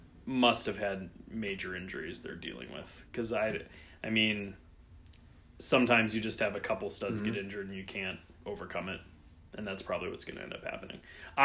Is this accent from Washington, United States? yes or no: no; Cleveland, Ohio, United States; I am from Cleveland